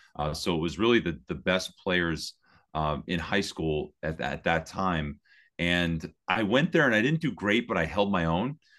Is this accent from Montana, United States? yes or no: no; Hazleton, Pennsylvania, United States; also born or lived in Berwick, Pennsylvania; I was born in Berwick, but, uh, but, but lived in the Hazleton area my whole life.